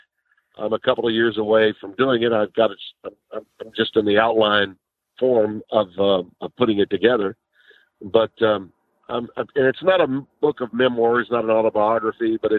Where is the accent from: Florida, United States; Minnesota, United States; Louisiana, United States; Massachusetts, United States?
Louisiana, United States; Shreveport; also born or lived in Monroe, Louisiana / Connecticut; I live in my hometown in Shreveport, Louisiana